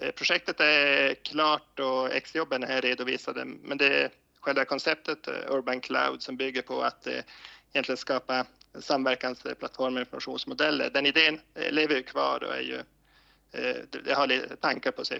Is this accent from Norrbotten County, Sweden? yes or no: yes; Koskullskulle, Norrbotten County, Sweden; moved away as an adult; now in Luleå, Sweden; Jag är uppvuxen i Koskullskulle utanför Gällivare